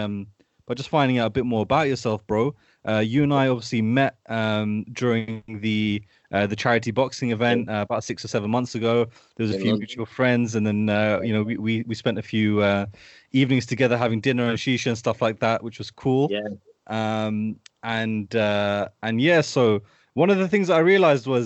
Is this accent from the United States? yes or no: no; United Kingdom; I've been raised down here close to London my whole life